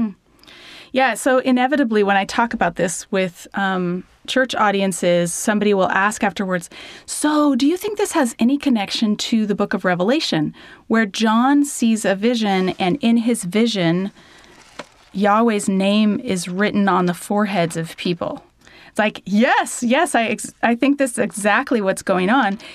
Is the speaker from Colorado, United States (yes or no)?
yes; Denver, Colorado, United States; moved away as an adult; now in Alberta, Canada; I grew up in Denver, Colorado